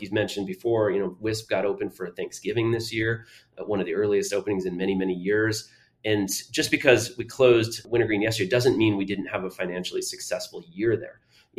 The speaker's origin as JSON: {"language": "English", "town": "Burlington", "region": "Vermont", "country": "United States", "tie": "born or raised there", "said": "And I grew up in Burlington, Vermont area, just south of there."}